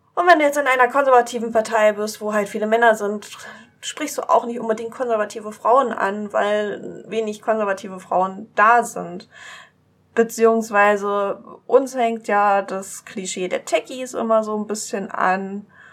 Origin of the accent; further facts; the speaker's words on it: East Saxony, Germany; Ich komme aus Ostsachsen, noch östlicher als Dresden